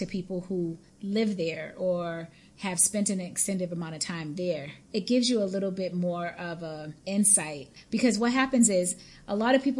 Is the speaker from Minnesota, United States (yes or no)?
no; Boston, Massachusetts, United States; moved away; we're both from Boston